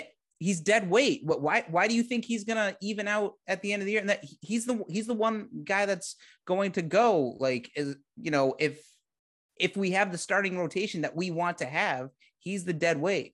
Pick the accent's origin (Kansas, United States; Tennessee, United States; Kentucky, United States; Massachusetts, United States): Massachusetts, United States; moved away as an adult; now in Texas, United States; I'm from Massachusetts